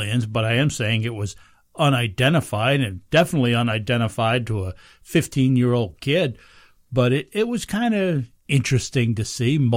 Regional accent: Pine Bush, New York, United States; moved away; that's my hometown.

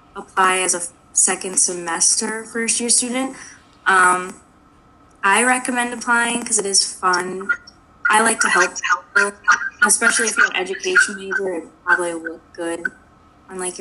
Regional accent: Long Island, New York, United States; I'm a sophomore from Long Island

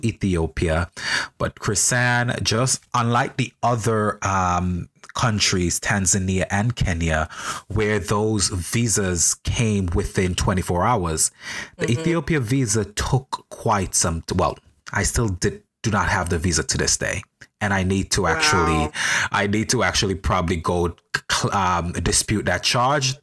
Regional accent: St. Vincent & Grenadines; now in New York, United States; I'm a Vincentian national. I was born in St. Vincent and the Grenadines

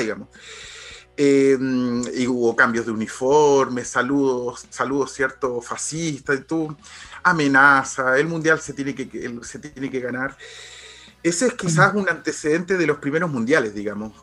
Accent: Chile; siendo chileno

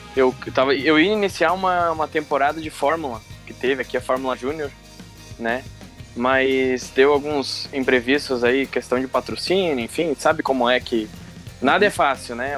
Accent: Marau, Rio Grande do Sul, Brazil; moved away as an adult; now in Passo Fundo, Brazil; sou natural da cidade de Marau, mas ó, atualmente eu moro em Passo Fundo

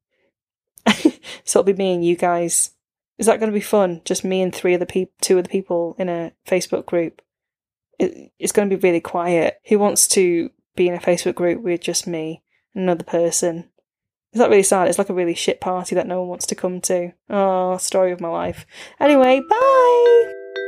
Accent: Warrington, North West England, United Kingdom; growing up in Warrington

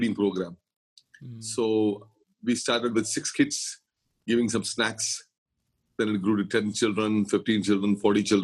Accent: Kerala, India; now in Mumbai, India; I'm from Kerala, the southernmost part of India

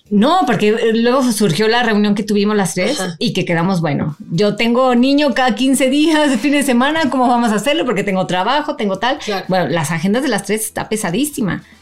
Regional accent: Mexico; nos conocimos en un proyecto argentino, siendo las únicas mexicanas

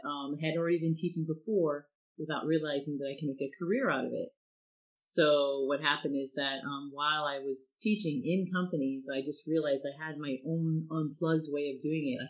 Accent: United States; now in France

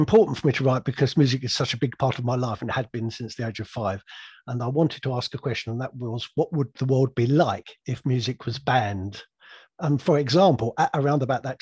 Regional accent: England, United Kingdom; also born or lived in Surrey; I'm an English grandfather

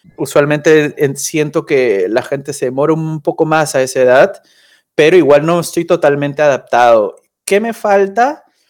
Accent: Peru; moved away as an adult; also born or lived in Argentina / Colombia; now in Cologne, Germany; Yo me siento muy peruano

